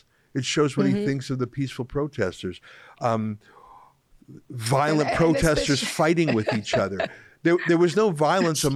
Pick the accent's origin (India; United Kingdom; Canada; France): Canada; Western Canada; moved away; as a English Canadian originally from the West